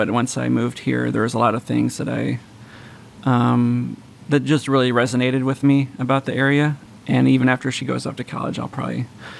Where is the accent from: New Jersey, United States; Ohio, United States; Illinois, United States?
Illinois, United States; moved away as an adult; now in Beaver County, United States; I'm from Illinois originally.